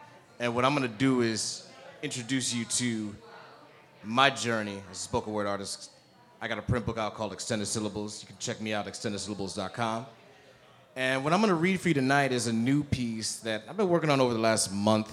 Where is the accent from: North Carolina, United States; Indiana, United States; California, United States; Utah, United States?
Indiana, United States; South Bend; moved away as an adult; now in New York, United States; I've been in New York 15 years, but I'm originally from Northwest Indiana, South Bend